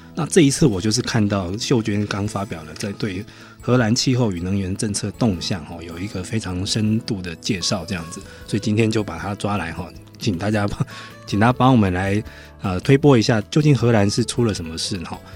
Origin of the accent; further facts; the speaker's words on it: Taiwan; 我们台湾是地震大国啦